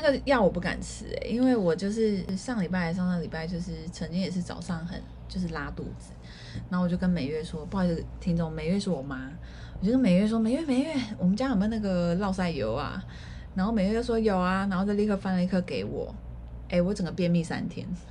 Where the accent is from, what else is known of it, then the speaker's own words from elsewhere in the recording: Keelung, Taiwan; 我本身是基隆人